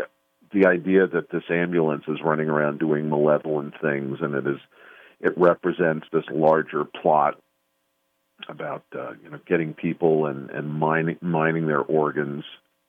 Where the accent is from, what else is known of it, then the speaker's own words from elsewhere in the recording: New York City, New York, United States; That's my hometown. I know how New York City works. I know those streets. I know how it's wired.